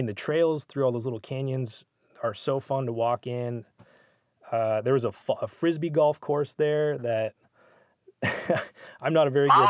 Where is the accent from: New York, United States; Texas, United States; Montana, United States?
Montana, United States; Missoula; I'm from the opposite side of the state. I'm from Missoula